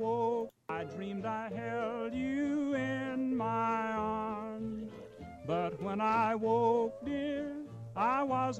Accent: Kentucky, United States; I am from Kentucky

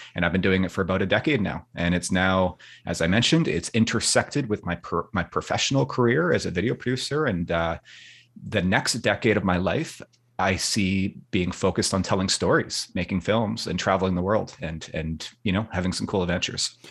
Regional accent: Vancouver, British Columbia, Canada; I'm born and raised in Vancouver, Canada, over here on the West Coast, British Columbia. Um, I've lived here my entire life

